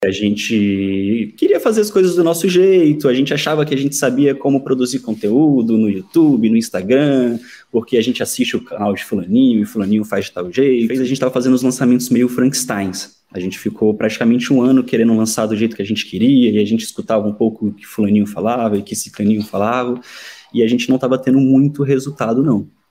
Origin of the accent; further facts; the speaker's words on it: Brasília, Federal District, Brazil; now in Porto, Portugal; eu sou de Brasília